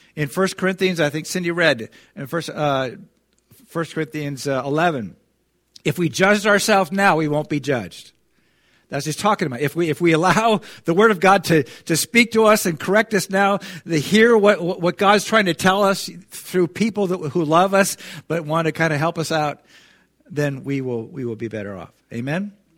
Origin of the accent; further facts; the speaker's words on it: United States; we as American Christians